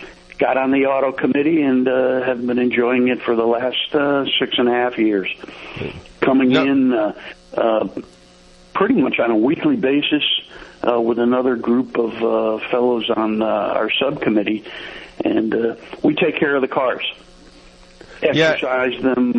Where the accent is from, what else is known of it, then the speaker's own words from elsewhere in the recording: Northeast, United States; now in Plymouth, United States; And moved to Plymouth. We're from the Northeast and just wanted to get over this way.